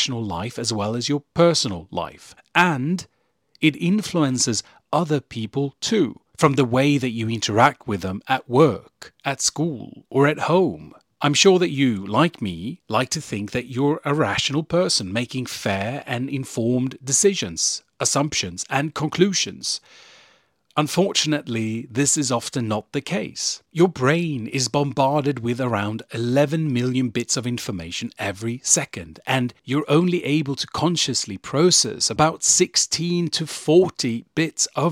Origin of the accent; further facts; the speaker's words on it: Sweden; I was born and raised in Sweden